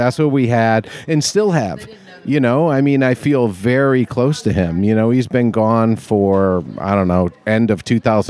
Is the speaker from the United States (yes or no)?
yes; New Jersey, United States; also born or lived in Chicago / New York; I was born in Chicago and then spent most of my life in New York. So Chicago, then went to high school and college in New Jersey outside New York.